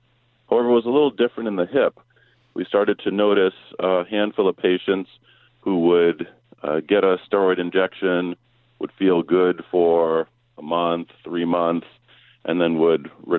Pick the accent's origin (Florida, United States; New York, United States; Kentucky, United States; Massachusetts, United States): Massachusetts, United States; So I actually grew up in Massachusetts, so more of a Celtics and Patriots fan.